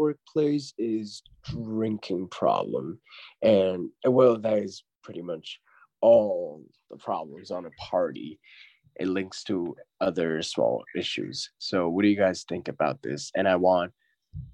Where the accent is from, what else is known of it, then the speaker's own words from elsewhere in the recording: China; now in United States; when we go back to China